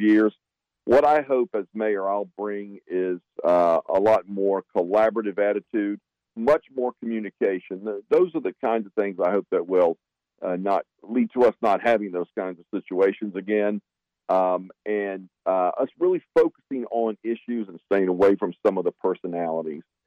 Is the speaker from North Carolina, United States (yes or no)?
yes; Wilson, North Carolina, United States; moved away as an adult; now in Durham, United States; I grew up in Wilson, North Carolina